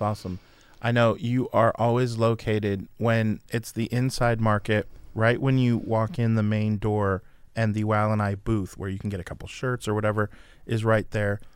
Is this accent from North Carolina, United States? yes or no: no; around San Francisco, California, United States; moved away; I was born around San Francisco